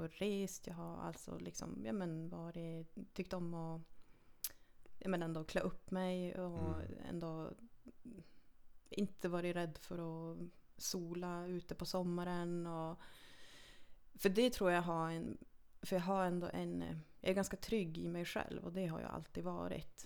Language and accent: Swedish; Lannavaara, Norrbotten County, Sweden; jag är född och uppvuxen i Lannavaara, 13 mm. mil nordost härifrån.